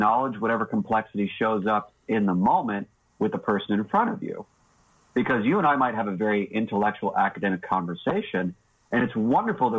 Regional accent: the South, United States; I'm a Southerner

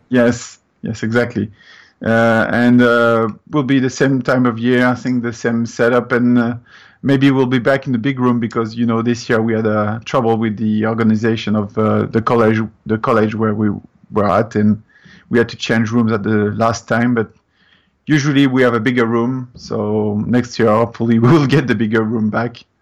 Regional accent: France; English is a second language; moved away as an adult; now in Canada; as you can hear, I'm coming from France

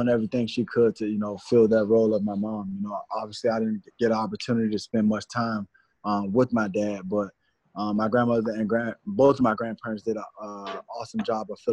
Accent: Washington, District of Columbia, United States; moved away; growing up, where I grew up in Southeast Washington, D.C.

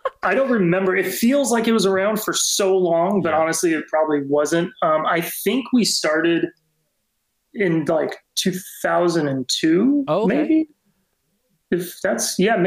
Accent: California, United States; we're from California

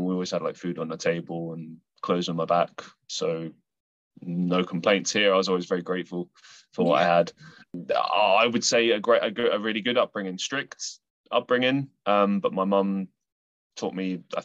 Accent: London, United Kingdom; now in Manchester, United Kingdom; So I am from the UK. I grew up in London and I now reside in Manchester in the middle of England

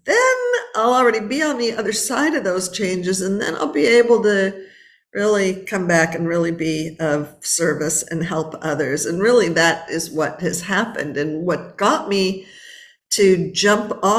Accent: Los Angeles, California, United States; I was born and raised in Los Angeles

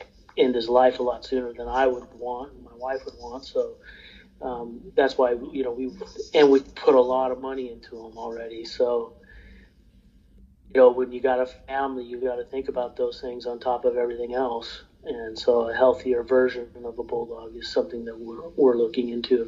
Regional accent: Portland, Oregon, United States; now in Midwest, United States; We're originally from Portland, Oregon

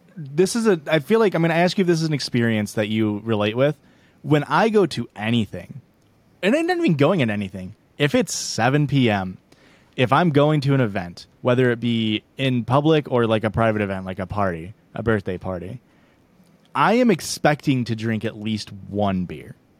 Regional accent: Illinois, United States; I'm from Illinois

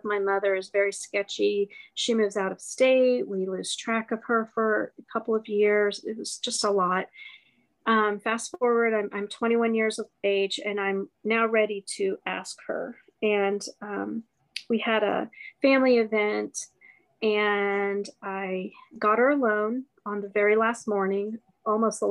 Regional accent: Ohio, United States; I grew up in Ohio.

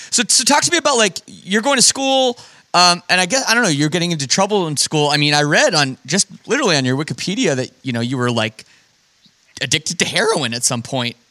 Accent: Toronto, Ontario, Canada; growing up in the Toronto suburbs with no connection to the music industry whatsoever from my family or anything

